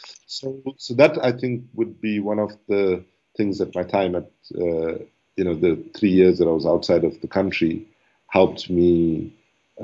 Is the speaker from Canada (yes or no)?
no; Durban, KwaZulu-Natal, South Africa; moved away as an adult; also born or lived in Oxford; I left Durban for South Africa, Durban in South Africa for Oxford as a South African, but I came back home as an African